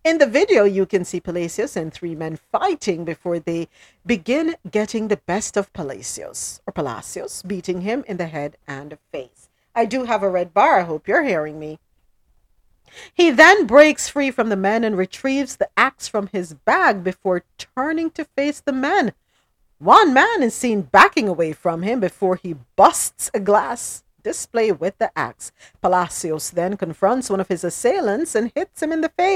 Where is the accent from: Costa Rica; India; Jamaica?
Jamaica; now in United States; we Jamaicans